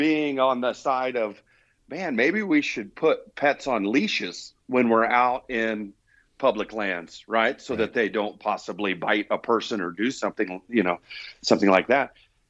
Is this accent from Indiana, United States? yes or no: yes; Indiana, United States; So I was born and raised in Indiana and lived there pretty much all the way through into adult life.